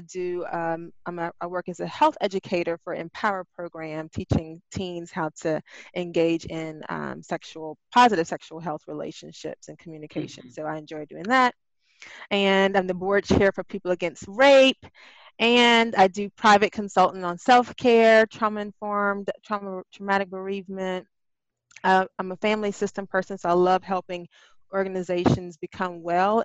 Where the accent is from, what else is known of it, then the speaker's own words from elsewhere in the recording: Spartanburg, South Carolina, United States; moved away as an adult; now in Charleston, United States; I'm originally from Spartanburg, South Carolina